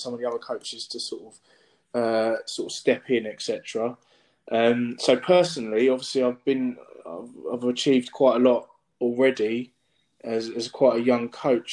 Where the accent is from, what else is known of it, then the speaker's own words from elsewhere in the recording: United Kingdom; my parents were born in the Caribbean. My mum was born in St. Lucia and my dad's born in Dominica. And they both came here as children. They speak with English accents, etc. So, you're effectively British. And I see myself as British as well